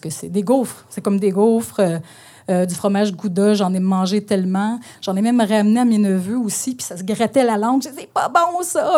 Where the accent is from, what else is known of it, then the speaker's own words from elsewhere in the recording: northern Ontario, Canada; mon, enfance à la campagne, euh, parce que je viens du nord de l'Ontario